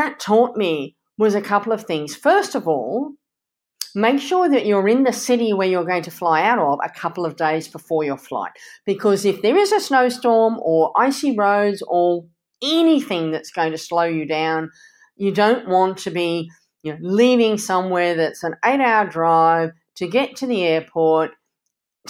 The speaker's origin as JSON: {"language": "English", "country": "Canada", "tie": "born or raised there", "said": "growing up in Canada."}